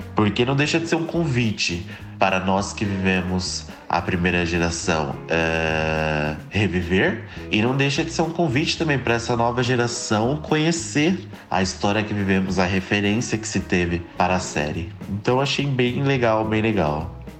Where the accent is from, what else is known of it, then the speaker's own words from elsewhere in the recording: São Paulo, Brazil; eu sou de São Paulo